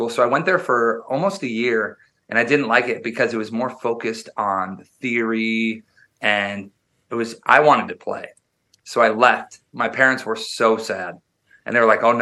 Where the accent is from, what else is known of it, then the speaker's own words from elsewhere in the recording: Wisconsin, United States; I was born and raised in Wisconsin, which is the midwest they call it up near near canada and i grew up very very rural i grew up um in like farmland